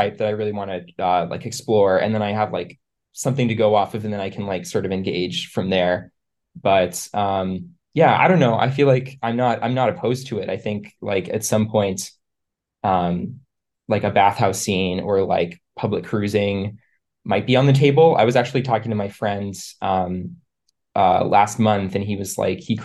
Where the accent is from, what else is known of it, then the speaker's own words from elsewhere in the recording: East Coast, United States; moved away as an adult; now in San Francisco, United States; I live in San Francisco. I grew up on the East Coast, but I've been out here for about 5 years now.